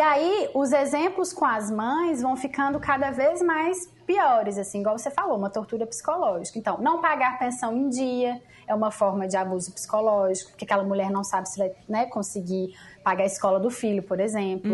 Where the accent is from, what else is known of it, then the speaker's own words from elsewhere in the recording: Lavras, Minas Gerais, Brazil; eu sou de Lavras, Minas Gerais, imagina, interior de Minas